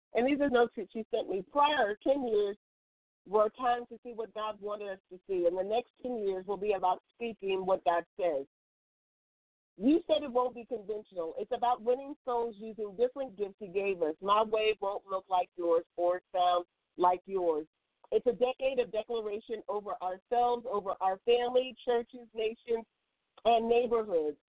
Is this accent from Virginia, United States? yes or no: yes; West Point, Virginia, United States; moved away; West Point is where I grew up as a child